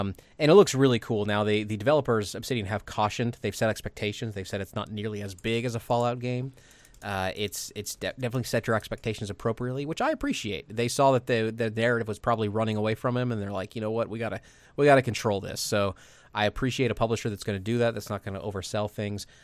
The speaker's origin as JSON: {"language": "English", "region": "Midwest", "country": "United States", "tie": "born or raised there", "said": "growing up in the Midwest"}